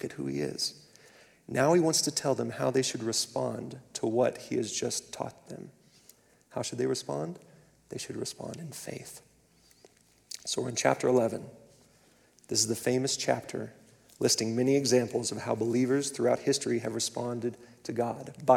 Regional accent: Clovis, New Mexico, United States; moved away as an adult; I was born and raised in the same city, in eastern New Mexico, until I left for university

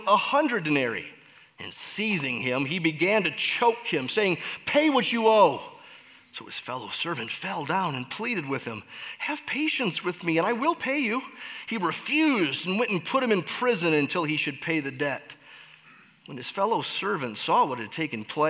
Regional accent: Michigan, United States; I'm from Michigan, so get it. That's how you say it there.

